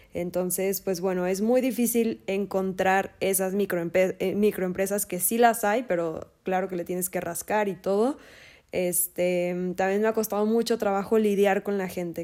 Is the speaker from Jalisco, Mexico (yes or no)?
yes; Guadalajara, Jalisco, Mexico; soy de Guadalajara, Jalisco